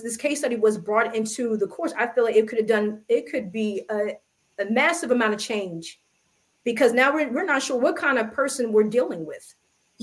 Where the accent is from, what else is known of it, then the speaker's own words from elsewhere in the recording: United States; I am American, I'm African-American